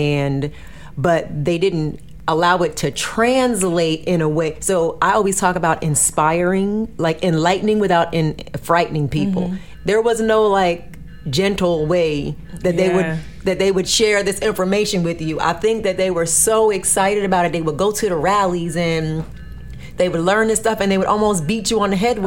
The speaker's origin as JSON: {"language": "English", "region": "New Jersey", "country": "United States", "tie": "born or raised there", "said": "Where I grew up in New Jersey, and I grew up in a town that had the 5% nation"}